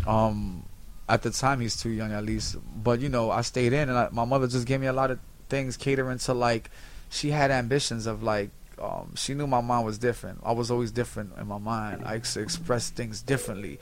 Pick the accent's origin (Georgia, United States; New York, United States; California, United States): New York, United States; New York City; I'm from Spanish Harlem pretty much from 102nd Street between Park and Lex